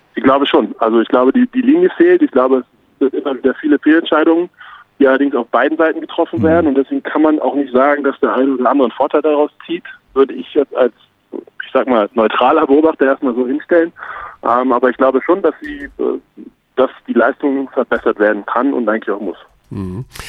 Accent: Berlin, Germany; moved away as an adult; now in Munich, Germany; als äh, ehemaliger und vor allem gebürtiger Berliner

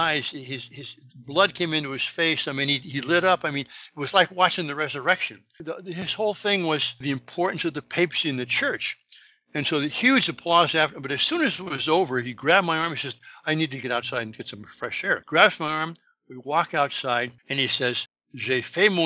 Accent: West Coast, United States; moved away as an adult; also born or lived in France; being in France as an American, you know, I'm from the West Coast, where the oldest things at the time were 50 years old.

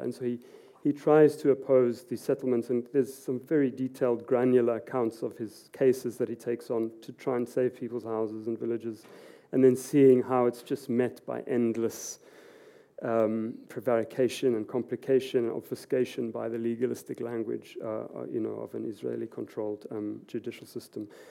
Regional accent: South Africa; also born or lived in Edinburgh / Oslo; as a South African

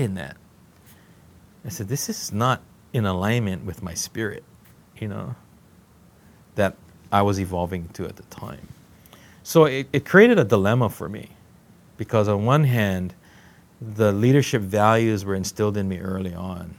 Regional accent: Hawaii, United States; moved away as an adult; as a Hawaiian who was just beginning to understand and learning what it was to be Hawaiian

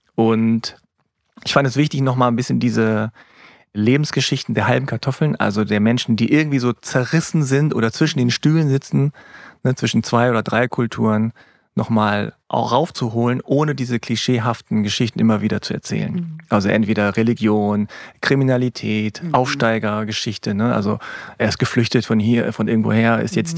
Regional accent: Hanover, Lower Saxony, Germany; ich habe koreanische Wurzeln, meine Eltern kommen aus Korea, ich bin aber in Hannover geboren.

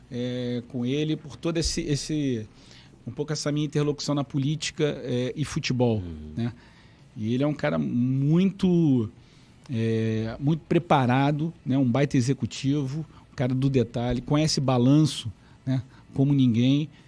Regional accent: Rio de Janeiro, Brazil; sou cria do Caxambi. Passei a minha vida praticamente toda em Jacarepaguá, ali na Taquara.

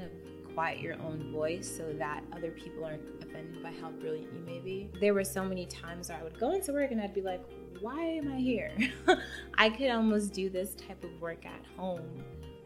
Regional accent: New York, United States; moved away as an adult; also born or lived in Mountain View, California; now in Los Angeles, United States; I'm originally from New York, you know, born and raised

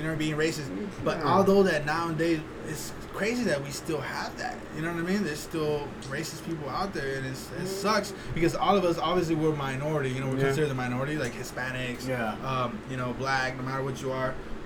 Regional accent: California, United States; first language Spanish; English is a second language; moved away as an adult; also born or lived in Tijuana, Mexico / Los Angeles / San Jose / Texas; now in San Antonio, United States; I grew up in Cali

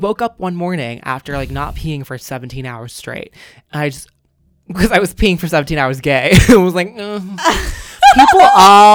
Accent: Singapore; moved away as an adult; also born or lived in Hong Kong; now in London, United Kingdom; I moved to Singapore and lived there, went to high school, everything, all that good glamorous stuff. And then I moved to London in 2017 for college.

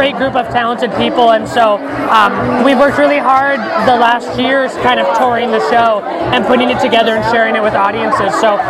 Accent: Northern California, United States; moved away as an adult; now in New York, United States; This is my first time working at La Mirada, so I'm really thrilled to be here. I grew up in Northern California, but I've lived in New York for almost 14 years

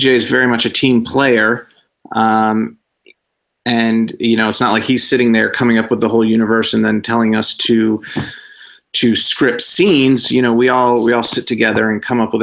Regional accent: Rochester, New York, United States; moved away as an adult; also born or lived in Chicago; now in Los Angeles, United States; Rochester, New York is where I'm originally from. I grew up there.

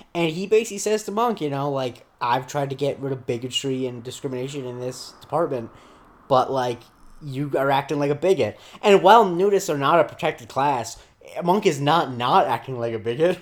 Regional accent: Florida, United States; I grew up in Florida

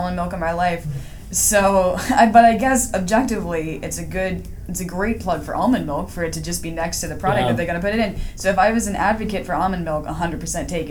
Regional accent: Midwest, United States; I'm from the Midwest

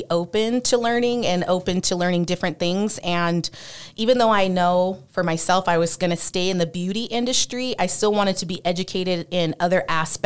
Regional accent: California, United States; also born or lived in Las Vegas, Nevada; I am originally from California

